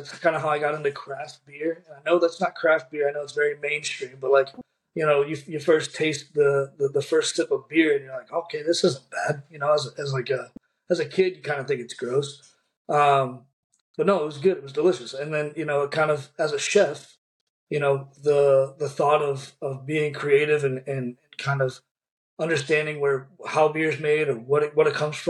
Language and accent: English; St. Louis, Missouri, United States; also born or lived in Kansas City; I'm from St. Louis, Missouri, born and raised, and I left for 2 years, went to Kansas City, explored around.